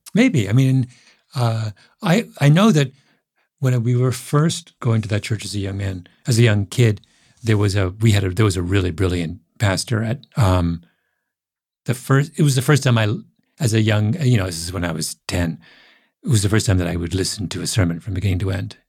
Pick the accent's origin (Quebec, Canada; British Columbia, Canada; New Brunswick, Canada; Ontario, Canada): Ontario, Canada; Elmira; I grew up in Elmira, Ontario, which is Waterloo County